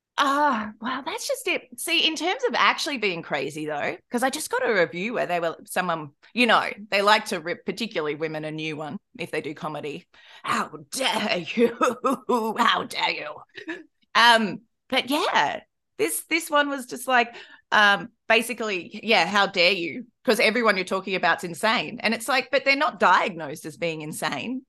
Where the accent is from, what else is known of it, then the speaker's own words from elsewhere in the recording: Australia; I'm Australian.